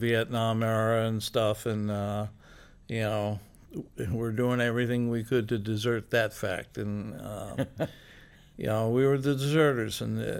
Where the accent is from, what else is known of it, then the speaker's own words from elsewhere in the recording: Philadelphia, Pennsylvania, United States; moved away; I came up here from Philly in 1970. I was in bands in Philly all.